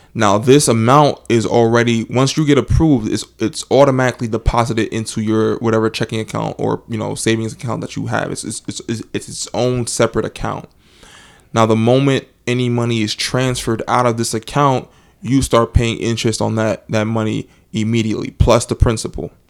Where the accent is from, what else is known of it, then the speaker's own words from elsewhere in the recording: New Jersey, United States; I'm from New Jersey